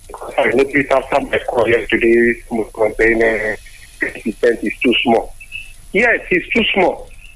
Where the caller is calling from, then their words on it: Abuja, Federal Capital Territory, Nigeria; I'm calling you from Abuja.